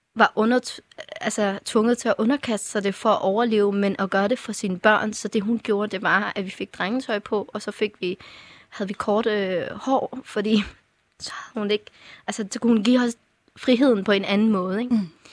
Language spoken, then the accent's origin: Danish; Afghanistan; now in Denmark; jeg var fra Afghanistan